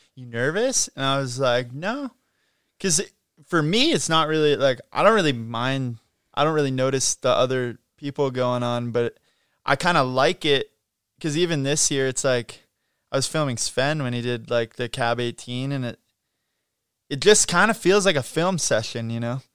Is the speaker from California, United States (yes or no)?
yes; Mammoth Lakes, California, United States; growing up in Mammoth